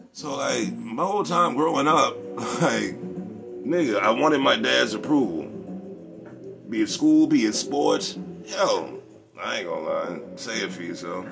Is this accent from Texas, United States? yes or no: no; Charleston, South Carolina, United States; I was born in Charleston